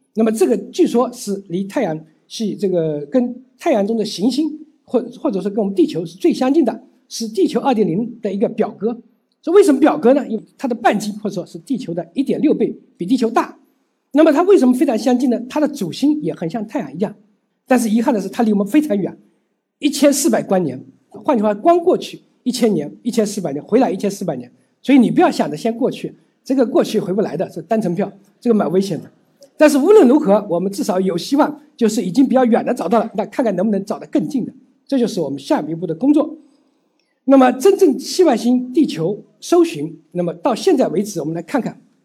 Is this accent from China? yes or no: yes; China; 我们中国人